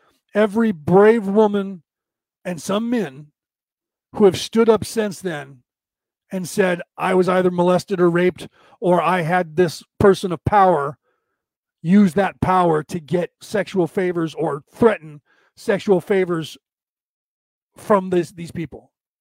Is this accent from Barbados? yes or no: no; Ireland; It's just being Irish, I go on a lot longer than some people's patience